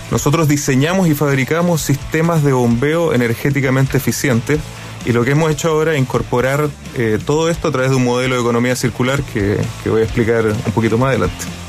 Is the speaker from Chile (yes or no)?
yes; Iquique, Tarapacá, Chile; Yo, yo vivo en Iquique y, bueno, tengo un compromiso, soy, soy iquiqueño y fue una decisión mía al volver